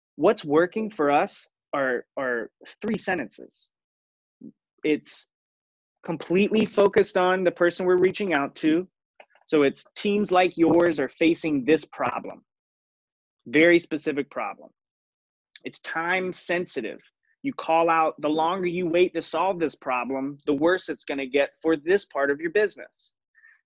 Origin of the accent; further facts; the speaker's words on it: Raleigh, North Carolina, United States; I grew up in Raleigh, North Carolina.